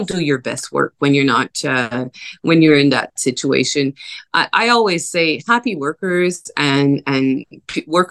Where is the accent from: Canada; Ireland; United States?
Canada; New Brunswick; first language French; English is a second language; now in Vancouver, Canada; I'm originally from New Brunswick. I lived a good part of my life here in Vancouver